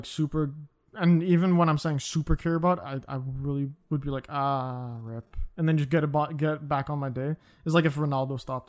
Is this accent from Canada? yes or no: yes; Canada; As a Canadian, in elementary school and shit, we used to play something called snocker.